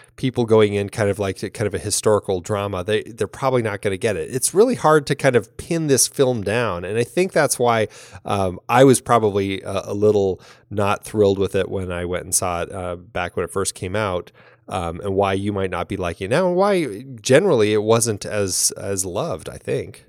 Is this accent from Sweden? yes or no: no; Ireland; as an Irish woman